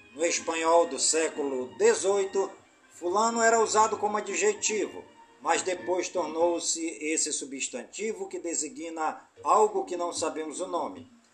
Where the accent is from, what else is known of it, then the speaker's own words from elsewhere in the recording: Careiro da Várzea, Amazonas, Brazil; todas as comunidades do Careiro da Várzea, minha cidade natal